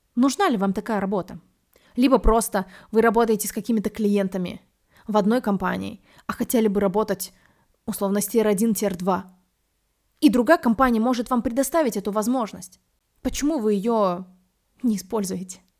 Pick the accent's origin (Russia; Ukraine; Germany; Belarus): Belarus; Minsk; also born or lived in New York; Я из Минска, и я первый раз приехала в Москву уже после того, как пожила в Нью-Йорке